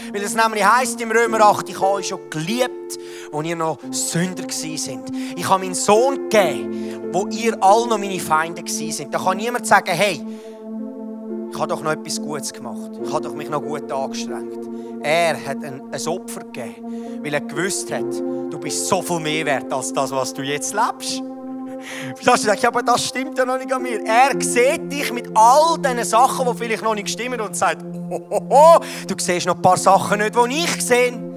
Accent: Switzerland; wir als Schweizer

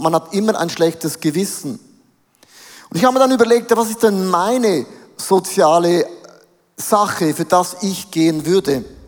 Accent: Switzerland; als Schweizer

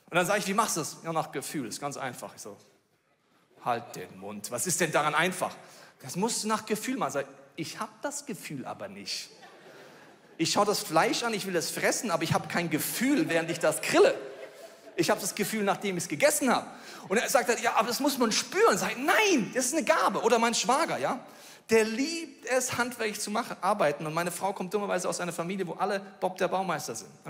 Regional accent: Bavaria, Germany; So, ich komme aus Bayern, ich muss dir sagen, ich dachte, das ist ein Witz.

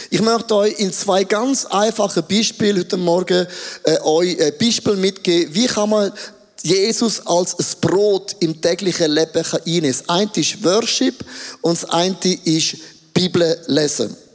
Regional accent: Switzerland; Ich bin sehr impulsiv als ein Schweizer, das ist alles okay.

